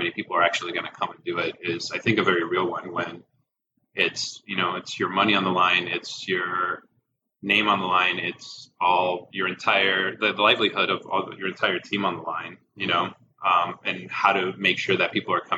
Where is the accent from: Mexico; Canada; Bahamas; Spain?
Mexico; now in United States; I grew up in Mexico where the family unit is very much still a thing